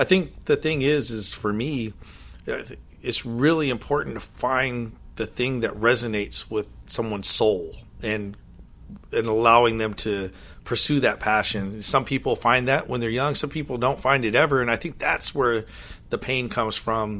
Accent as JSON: {"language": "English", "town": "Monterey", "region": "California", "country": "United States", "tie": "born or raised there", "moved": "yes", "said": "I grew up in Monterey, California"}